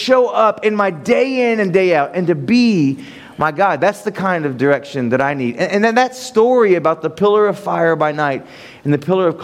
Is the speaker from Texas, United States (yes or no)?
no; Ohio, United States; moved away; I'm from Ohio, and there's cornfields and flat lands in Ohio